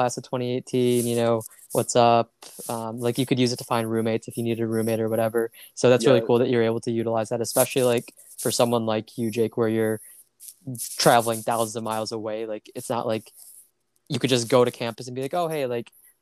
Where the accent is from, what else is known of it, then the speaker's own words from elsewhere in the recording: Michigan, United States; I'm from Michigan